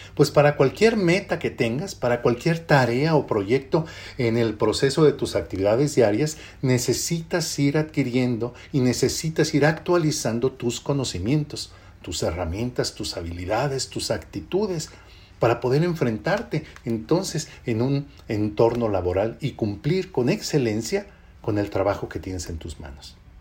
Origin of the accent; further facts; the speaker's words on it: Mexico; somos nosotros los mexicanos